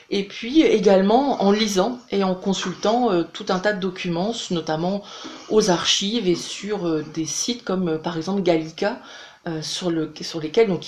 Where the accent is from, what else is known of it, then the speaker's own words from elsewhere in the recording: Brest, Brittany, France; Alors moi je suis bretonne, je suis même brestoise, mon, mari lui il est du sud-ouest.